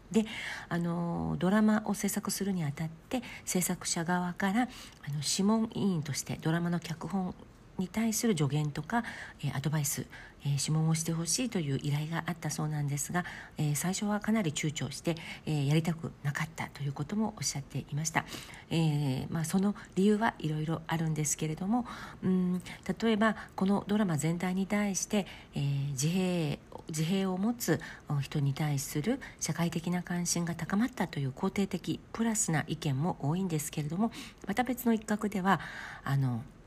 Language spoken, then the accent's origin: Japanese; Japan; moved away as an adult; now in South Korea; 私が日本出身